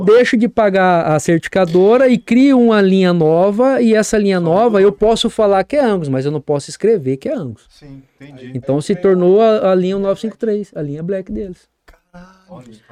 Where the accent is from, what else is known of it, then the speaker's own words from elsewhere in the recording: Campo Grande, Mato Grosso do Sul, Brazil; Eu sou sumatogrossense, eu nasci nessa terra